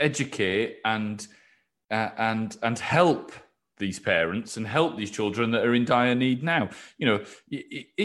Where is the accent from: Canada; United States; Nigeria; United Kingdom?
United Kingdom; Yorkshire and the Humber; I grew up in West Yorkshire